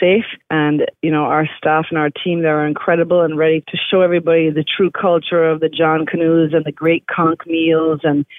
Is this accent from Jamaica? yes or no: yes; Jamaica; I am a Jamaican